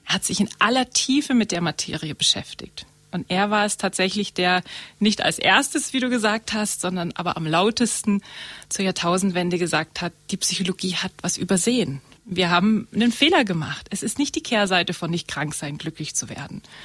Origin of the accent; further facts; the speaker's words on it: Murnau, Bavaria, Germany; also born or lived in Munich; Ich komme aus Murnau.